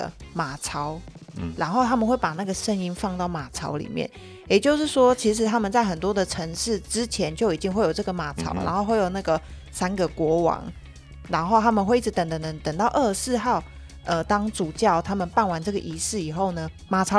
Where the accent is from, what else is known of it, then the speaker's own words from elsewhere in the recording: Taiwan; 身为一个台湾人